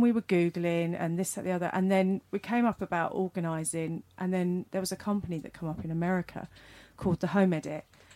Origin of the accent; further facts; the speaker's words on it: United Kingdom; as British people